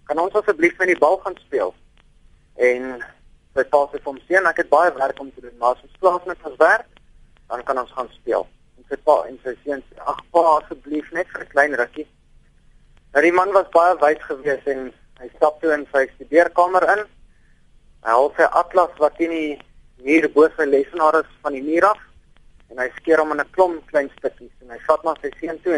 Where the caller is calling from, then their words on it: Pretoria, Gauteng, South Africa; Ek is uh, eh, 29 jaar oud … van Pretoria.